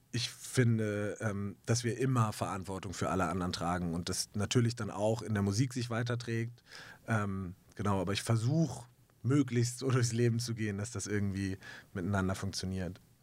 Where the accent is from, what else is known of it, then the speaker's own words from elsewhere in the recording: Hamburg, Germany; ich komme aus Hamburg in Deutschland